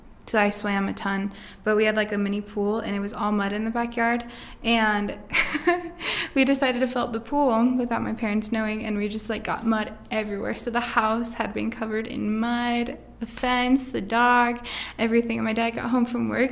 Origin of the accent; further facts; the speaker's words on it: Rexburg, Idaho, United States; also born or lived in Logan, Utah; I'm from Rexburg, Idaho. I was actually born in Logan, Utah